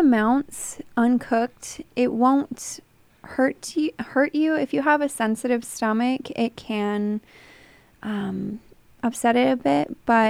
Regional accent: Twin Falls, Idaho, United States; moved away as an adult; now in Eugene, United States; I'm originally from Twin Falls, Idaho, and I moved here about 3 years ago.

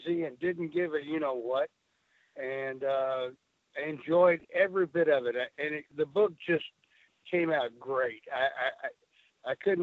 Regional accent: Amarillo, Texas, United States; I'm from Amarillo

